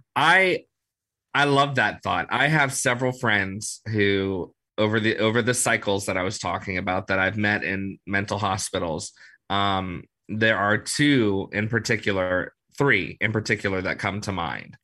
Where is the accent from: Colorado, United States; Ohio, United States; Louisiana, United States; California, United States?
Louisiana, United States; New Orleans; I grew up in New Orleans, so I've been here my whole life